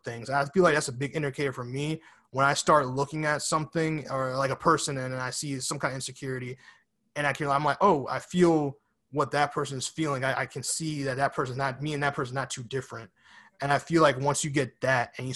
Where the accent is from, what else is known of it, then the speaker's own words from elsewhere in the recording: New York City, New York, United States; I was born in Bronx, New York, and I live on the East Coast now